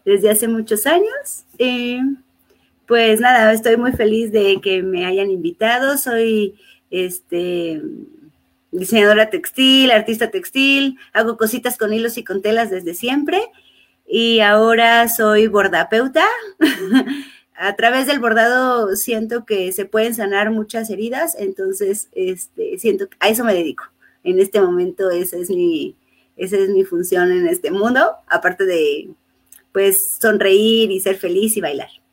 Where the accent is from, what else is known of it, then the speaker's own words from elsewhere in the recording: Chiapas, Mexico; soy mexicana, soy chiapaneca